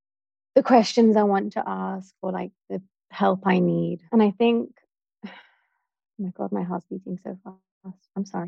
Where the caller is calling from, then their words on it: Florida, United States; I'm logging in from Florida.